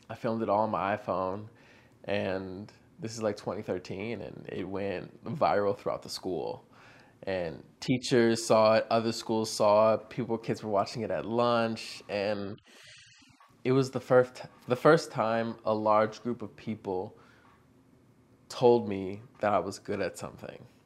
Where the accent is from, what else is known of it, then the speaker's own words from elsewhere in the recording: Virginia, United States; So I'm from Northern Virginia, basically like 20 minutes from Washington, D.C.